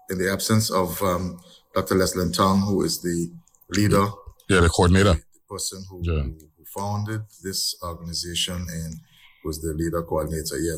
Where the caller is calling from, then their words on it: Anguilla; Yes. Good morning. I'm joining you from Anguilla.